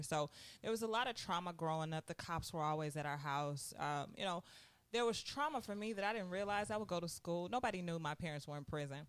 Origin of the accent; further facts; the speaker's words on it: St. Louis, Missouri, United States; I grew up, born and raised in St. Louis, in the city, in West St. Louis